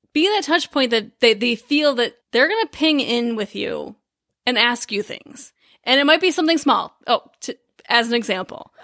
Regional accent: Midwest, United States; we're completely from the Midwest

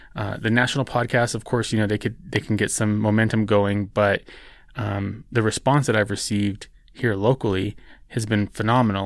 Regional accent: New Mexico, United States; New Mexico, which is my home state. It's where I live. It's where I was born and raised

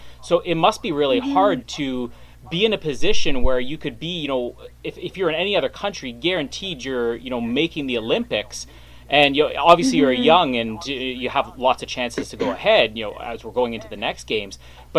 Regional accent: Winnipeg, Manitoba, Canada; I'm from Winnipeg

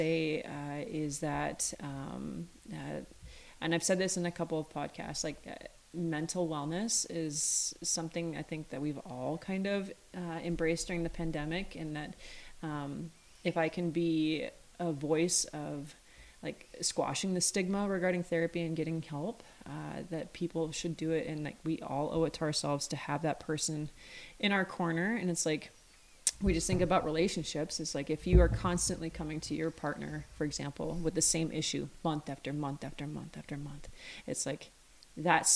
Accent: Montana, United States; growing up in Montana

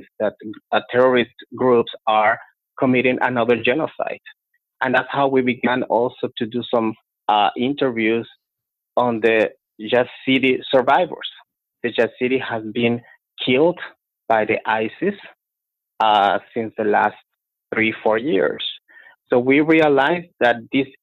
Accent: Guatemala; moved away; So I was born in Guatemala. I grew up in Guatemala

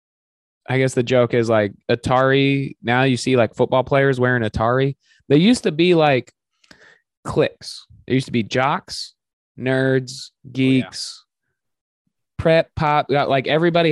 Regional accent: Omaha, Nebraska, United States; now in Austin, United States; My hometown club, Omaha, Nebraska, Funny Bone, Omaha, Nebraska

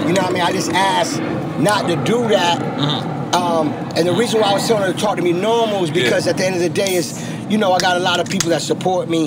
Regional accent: Florida, United States; also born or lived in New Orleans, Louisiana; I was raised in Florida. Mm-hmm. I was born in New Orleans, but I was raised in Florida.

